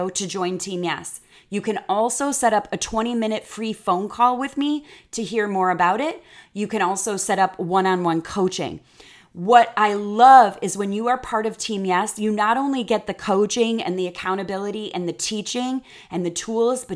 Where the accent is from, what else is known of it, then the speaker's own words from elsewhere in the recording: Chicago, Illinois, United States; moved away as an adult; now in Texas, United States; I'm from the Midwest and being from Chicago